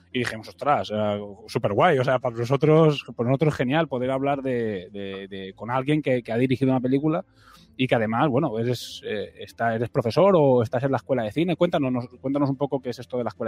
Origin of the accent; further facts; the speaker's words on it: Balearic Islands, Spain; nosotros somos de Mallorca, no me suena que haya escuela de cine